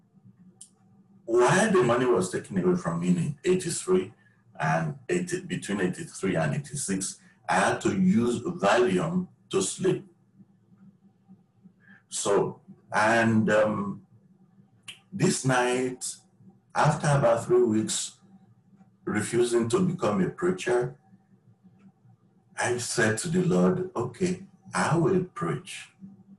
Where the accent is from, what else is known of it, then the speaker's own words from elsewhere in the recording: Nigeria; moved away as an adult; now in United States; I was born in Nigeria. I moved to the U.S. in 2001. And while in Nigeria, I had my first degree in economics